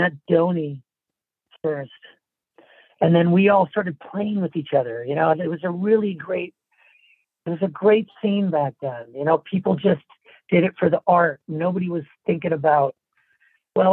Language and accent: English; Orange County, Southern California, United States; I grew up in Orange County in Southern California.